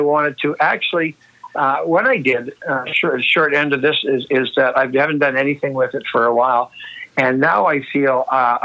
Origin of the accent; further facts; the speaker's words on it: Nova Scotia, Canada; my growing up in Nova Scotia